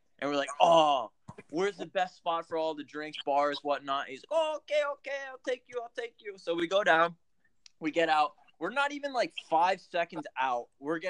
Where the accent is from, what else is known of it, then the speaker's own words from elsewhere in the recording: Philadelphia, Pennsylvania, United States; So we're from Philly.